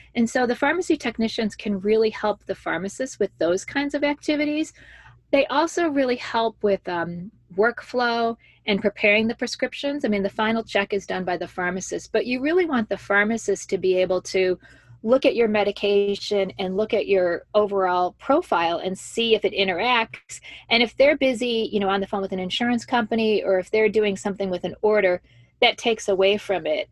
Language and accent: English; Joliet, Illinois, United States; moved away as an adult; also born or lived in Washington, D.C.; I grew up in Joliet, Illinois